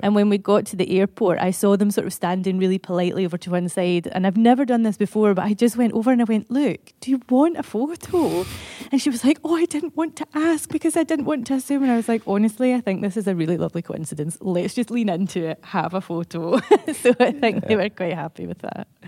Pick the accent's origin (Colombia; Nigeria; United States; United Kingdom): United Kingdom; Motherwell, Scotland; I'm from Motherwell